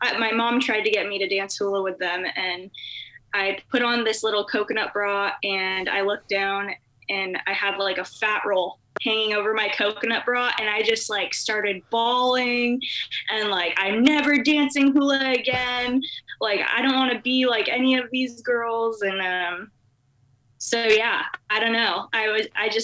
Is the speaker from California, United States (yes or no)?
yes; Irvine, California, United States; Irvine, California. It's Southern California.